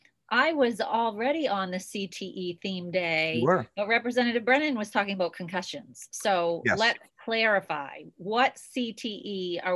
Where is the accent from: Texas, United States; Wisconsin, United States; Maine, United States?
Maine, United States; Biddeford; This is my hometown guy. Yes, Biddeford.